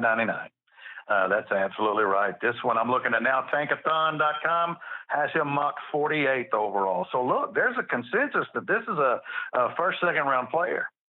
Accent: Memphis, Tennessee, United States; I'm from Memphis.

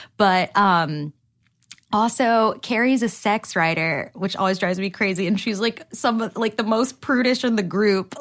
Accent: New Jersey, United States; now in Los Angeles, United States; I'm from Jersey, which I'm sure the, the more Cosmo I drink, the more my accent will come out

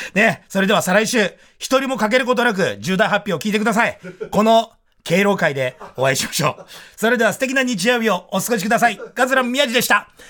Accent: Tokyo, Japan; 僕武蔵小山の駅前で生まれ育ってますから

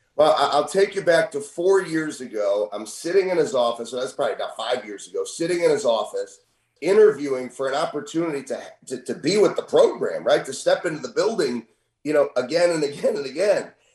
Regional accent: St. Louis, Missouri, United States; I'm from St. Louis.

